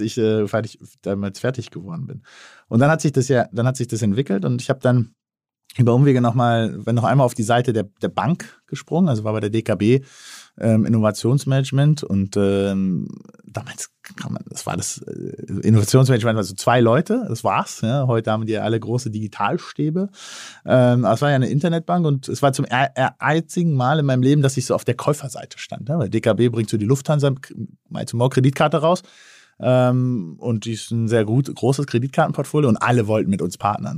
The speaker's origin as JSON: {"language": "German", "region": "Berlin", "country": "Germany", "tie": "born or raised there", "said": "als gebürtiger Berliner"}